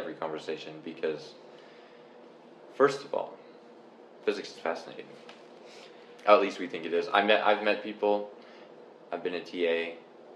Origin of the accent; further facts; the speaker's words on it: Canada; I'm from Canada